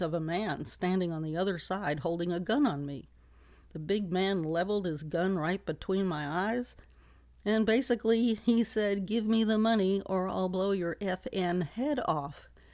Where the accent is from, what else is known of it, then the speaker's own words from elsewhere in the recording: New York City, New York, United States; I was born and raised in New York City